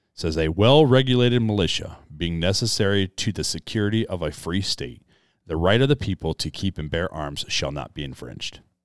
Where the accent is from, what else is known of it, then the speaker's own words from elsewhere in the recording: United States; I was born as an American.